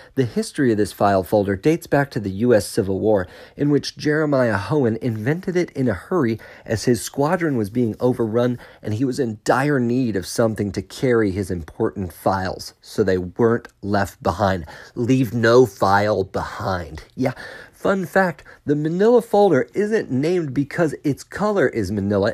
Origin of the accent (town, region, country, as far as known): Melbourne, Florida, United States; born or raised there; moved away as an adult; also born or lived in Pensacola